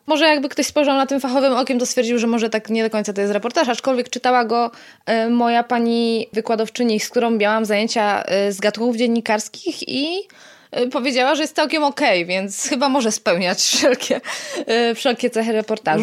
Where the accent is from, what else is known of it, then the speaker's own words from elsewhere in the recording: near Poznań, Greater Poland, Poland; moved away; also born or lived in Silesia; nie jestem z Poznania, e, z okolic Poznania. Tak, czuję się pyrą